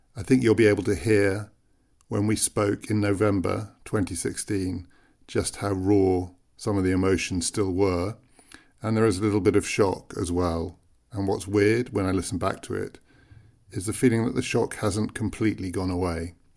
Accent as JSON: {"language": "English", "country": "United Kingdom", "said": "as a British citizen"}